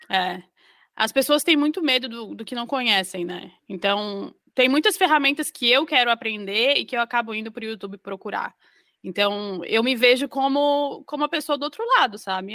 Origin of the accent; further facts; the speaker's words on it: Florianópolis, Santa Catarina, Brazil; moved away as an adult; now in Northern Ireland, United Kingdom; eu sou de Florianópolis e aí eu fiz faculdade de moda, então, na UDESC